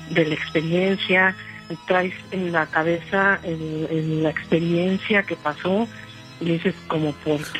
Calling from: Mexico City, Mexico; De aquí del DF.

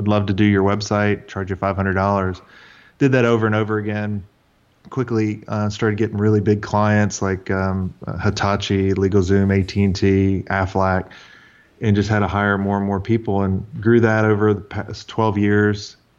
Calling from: Atlanta, Georgia, United States; Atlanta, Georgia.

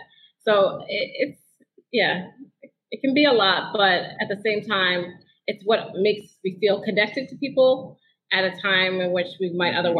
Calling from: New Orleans, Louisiana, United States; moved away; Well, I am calling in from New Orleans, the lakefront area specifically, and in particular my living room

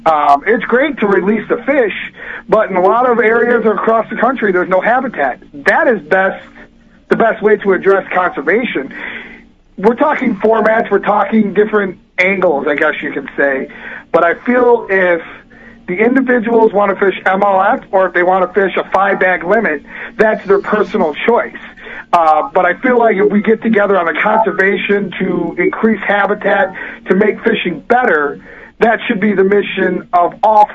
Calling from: Illinois, United States; Hey, Pete … from Illinois.

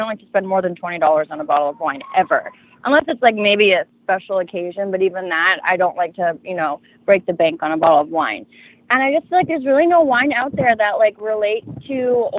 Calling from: Florida, United States; I'm actually home in South Florida.

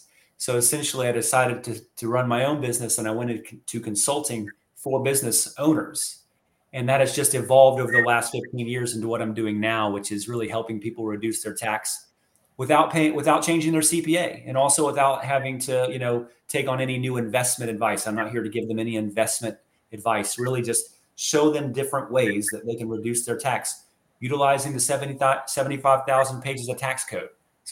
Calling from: Chiefland, Florida, United States; North Florida, actually a little town called Chiefland, Florida, just west of Gainesville.

